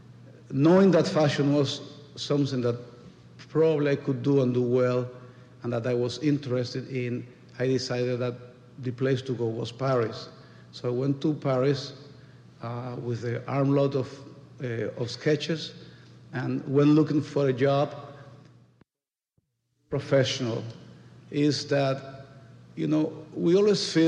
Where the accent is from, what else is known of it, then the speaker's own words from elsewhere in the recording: Dominican Republic; English is a second language; moved away as an adult; also born or lived in Madrid, Spain; now in New York, United States; I come from the Dominican Republic, where I was born